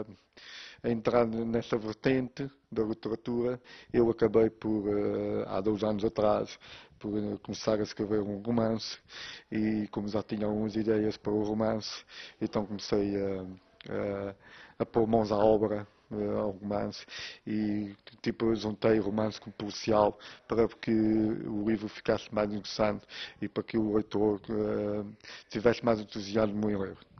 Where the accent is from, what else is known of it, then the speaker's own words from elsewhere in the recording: Flores, Azores, Portugal; eu nasci nas Flores eh, há 35 anos e desde aí que só saí de lá para férias